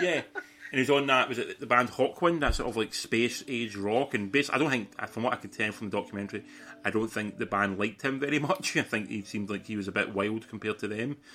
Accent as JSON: {"language": "English", "region": "Scotland", "country": "United Kingdom", "also_born_or_lived": "Sydney", "said": "living in Scotland and being Scottish"}